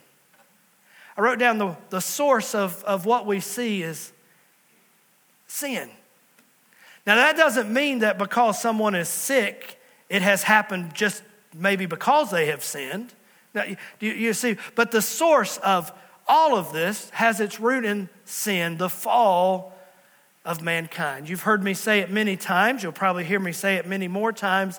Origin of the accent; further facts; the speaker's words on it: Southwest Virginia, United States; moved away as an adult; also born or lived in New River Valley, Virginia; Pastor Allison and I, we're from Southwest Virginia